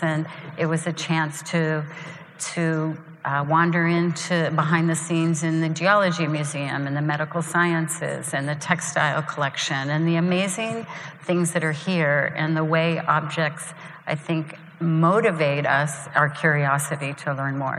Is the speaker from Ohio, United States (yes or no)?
yes; Columbus, Ohio, United States; moved away as an adult; in Columbus, Ohio, even though when I was in high school I said, you know, I'm leaving